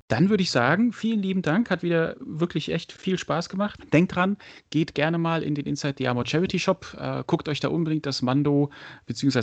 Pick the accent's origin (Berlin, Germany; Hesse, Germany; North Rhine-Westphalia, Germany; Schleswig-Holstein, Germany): Hesse, Germany; Frankfurt area; moved away; ich habe ja auch lange in Frankfurt und Umgebung gewohnt. Ähm, ich komme ja aus der Ecke.